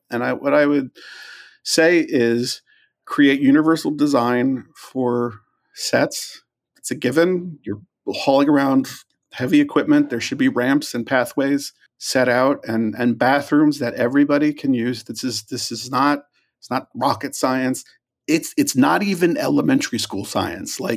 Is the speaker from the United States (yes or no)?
no; Ireland; I mean, I'm Irish. Like, regret is like a thing I do.